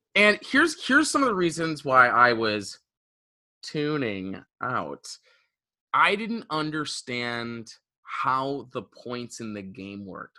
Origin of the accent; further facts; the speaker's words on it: Detroit, Michigan, United States; I'm from Metro Detroit